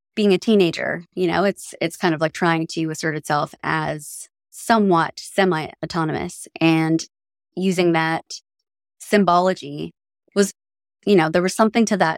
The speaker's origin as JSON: {"language": "English", "region": "Newfoundland and Labrador", "country": "Canada", "moved": "as an adult", "said": "my own identity as a Newfoundlander"}